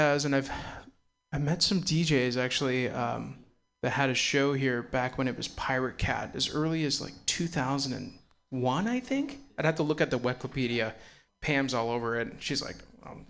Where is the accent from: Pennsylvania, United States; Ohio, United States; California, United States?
California, United States; Castro Valley; I'm from the East Bay, I'm from a Castro Valley